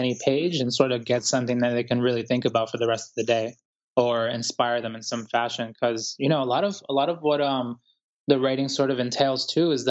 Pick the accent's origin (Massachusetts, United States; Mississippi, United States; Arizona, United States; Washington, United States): Massachusetts, United States; Boston; also born or lived in Guayaquil, Ecuador; now in New York City, United States; I was born in Ecuador, Guayaquil, Ecuador, to be exact. And I grew up here in the United States in Boston, and I'm currently living in New York City